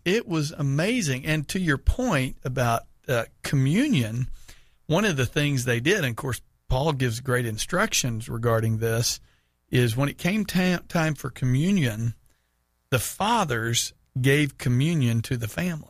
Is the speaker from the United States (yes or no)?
yes; Houston, Texas, United States; moved away; went back to my hometown of Houston